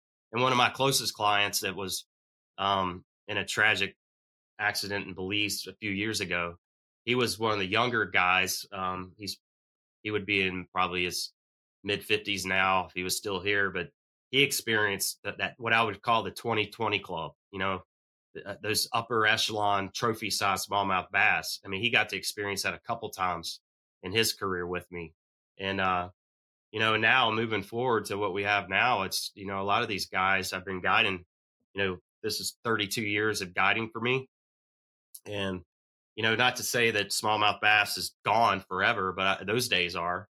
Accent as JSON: {"language": "English", "region": "Virginia", "country": "United States", "tie": "born or raised there", "said": "I grew up on the James River and the New River in my backyard"}